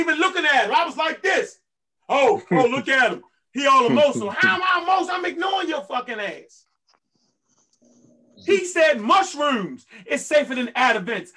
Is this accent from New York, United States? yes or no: no; Baltimore, Maryland, United States; I'm from Baltimore, Maryland